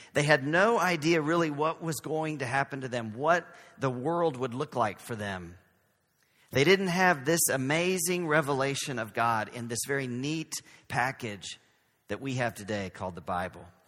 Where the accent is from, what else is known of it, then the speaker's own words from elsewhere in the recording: Texas, United States; accent: Southern; now in San Francisco, United States; So we are from Texas. We're from the South.